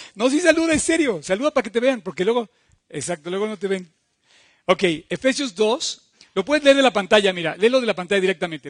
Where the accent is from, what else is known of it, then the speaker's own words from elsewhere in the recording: Mexico; somos mexicanos, tenemos un hogar